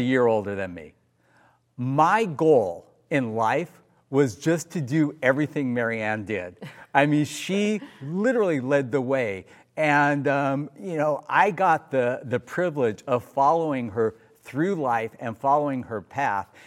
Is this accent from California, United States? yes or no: yes; Los Angeles, California, United States; we grew up in Granada Hills, California. We were literally neighbors growing up.